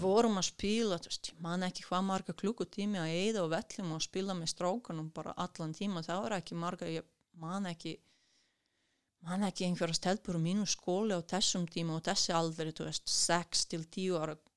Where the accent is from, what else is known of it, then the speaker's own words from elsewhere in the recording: Kruševac, Rasina District, Serbia; Icelandic is a second language; moved away as an adult; also born or lived in Akureyri, Iceland; now in Iceland; ég er frá Krusjevat sem er einhver 200 uh, kilometrar vestur, súður vestur frá, frá Belgrad